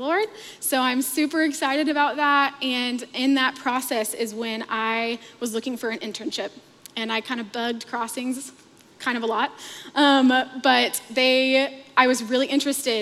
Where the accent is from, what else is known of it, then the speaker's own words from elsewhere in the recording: Fort Worth, Texas, United States; also born or lived in Scottsdale, Arizona; I grew up in Fort Worth, Texas